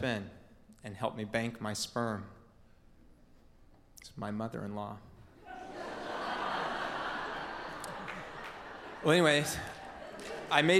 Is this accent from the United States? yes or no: yes; Portland, Oregon, United States; born or raised there